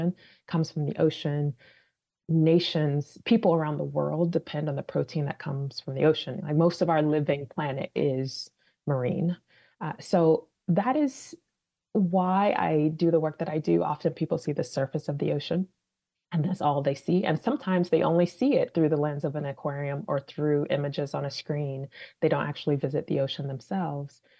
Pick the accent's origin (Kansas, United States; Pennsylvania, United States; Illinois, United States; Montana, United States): Illinois, United States; Chicago; also born or lived in Washington, D.C. / California; now in Boston, United States; I was born and raised in Chicago, so I'm not a Bostonian.